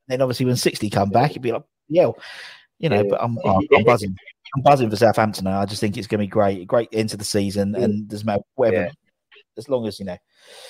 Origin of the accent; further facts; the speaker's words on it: Barcelona, Catalonia, Spain; I'm from Barcelona. I know nothing.